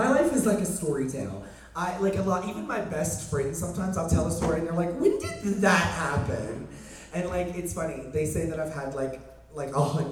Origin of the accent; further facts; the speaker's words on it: Deep South, United States; I grew up in the Deep South